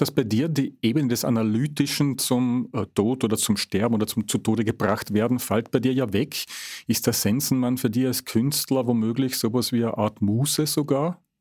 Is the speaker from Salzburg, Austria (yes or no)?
no; Carinthia, Austria; Ich bin ja gebürtiger Kärntner